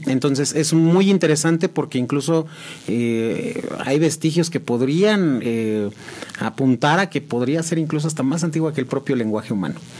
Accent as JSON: {"language": "Spanish", "town": "San Juan del Río", "region": "Querétaro", "country": "Mexico", "tie": "born or raised there", "said": "yo soy originario de San Juan del Río, 100% sanjuanense"}